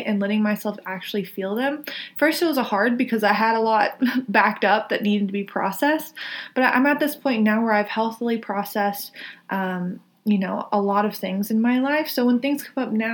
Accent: the South, United States; I come from the South

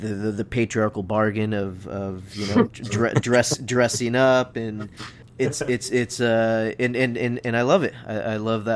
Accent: San Diego, California, United States; Growing up in San Diego, I grew up watching the races in Del Mar

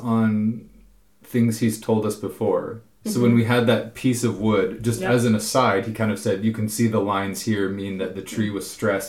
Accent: near Port Townsend, Washington, United States; born or raised there; moved away as an adult; now in Norway

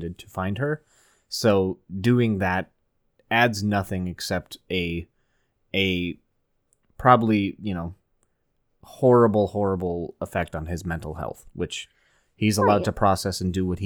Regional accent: Minnesota, United States; we're from Minnesota

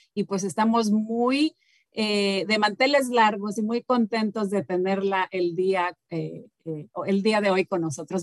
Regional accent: Mexico; moved away; nosotros en México tenemos obviamente muchas de las tradiciones de España

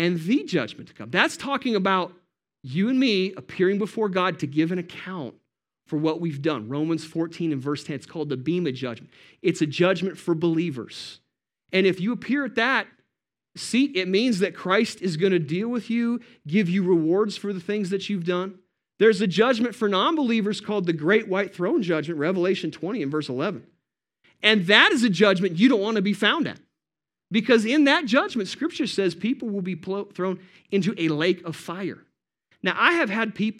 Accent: Montana, United States; we're from Montana

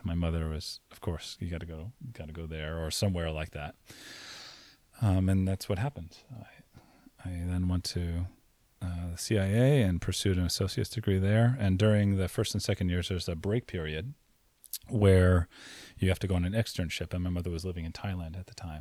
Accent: Saint Croix, U.S. Virgin Islands; moved away; I grew up in Saint Croix in the U S Virgin Islands.

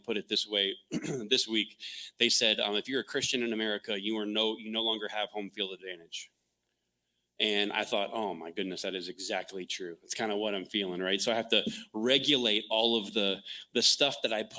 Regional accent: the South, United States; moved away; also born or lived in Texas; I grew up in the South

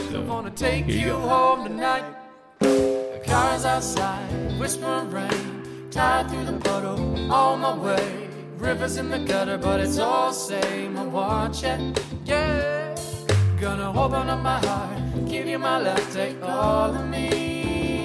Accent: Toronto, Ontario, Canada; I grew up, I say I grew up in Toronto, but essentially was North York at the time and then became Toronto.

